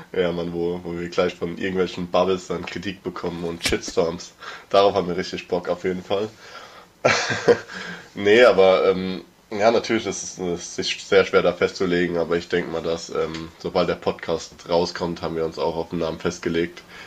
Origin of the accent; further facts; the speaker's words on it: Mörsch, Rhineland-Palatinate, Germany; wir sind ja generell da in dem Dorf geboren